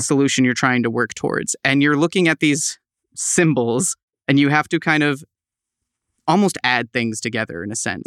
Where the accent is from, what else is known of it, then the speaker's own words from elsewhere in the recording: East Tawas, Michigan, United States; moved away as an adult; now in Saint Louis, United States; I hail from Michigan, specifically East Tawas